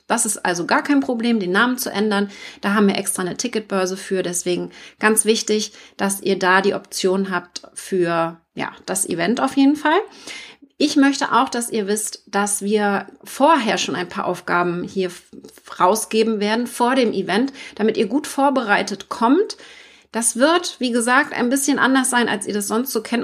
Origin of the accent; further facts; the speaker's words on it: Mecklenburg-Vorpommern, Germany; also born or lived in Hamburg; Ich komme aus Mecklenburg